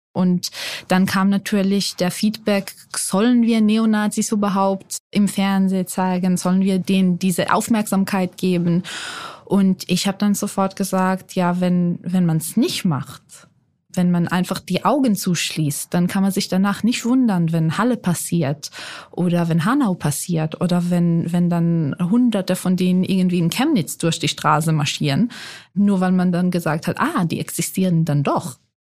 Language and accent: German; Israel; accent: Israeli; moved away as an adult; also born or lived in Mannheim, Germany; now in Germany; Ich bin in Mannheim geboren, aber in Israel aufgewachsen, weil mein Vater Israeli ist